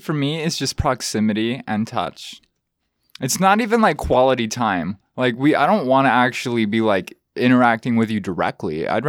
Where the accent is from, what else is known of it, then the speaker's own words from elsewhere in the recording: Truckee, California, United States; I was born in Truckee.